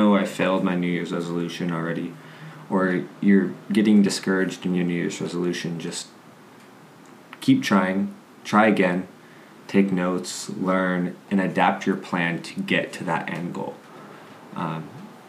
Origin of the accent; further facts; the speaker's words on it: Las Cruces, New Mexico, United States; transferred to New Mexico State, which is my hometown.